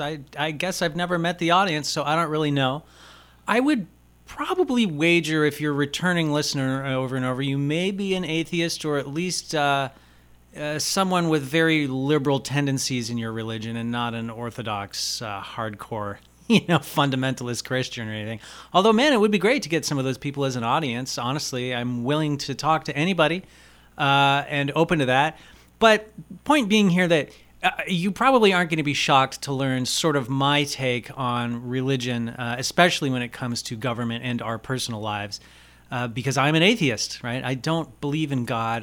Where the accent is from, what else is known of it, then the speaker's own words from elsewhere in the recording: United States; I'm an American